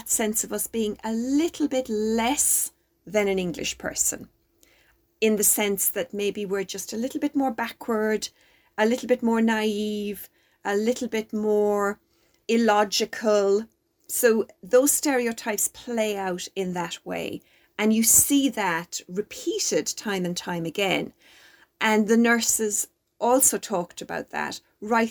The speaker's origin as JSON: {"language": "English", "country": "Ireland", "moved": "yes", "lives_now": "United Kingdom", "said": "we are Irish citizens"}